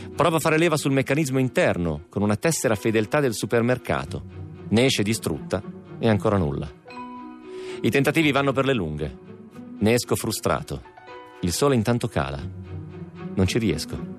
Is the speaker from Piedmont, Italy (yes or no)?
yes; Piedmont, Italy; Mia mamma, eh, essendo piemontese come me